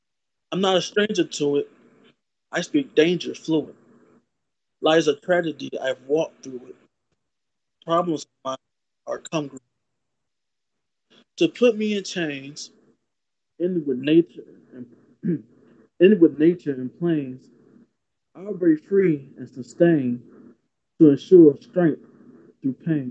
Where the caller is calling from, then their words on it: St. Louis, Missouri, United States; Calling from St. Louis, Missouri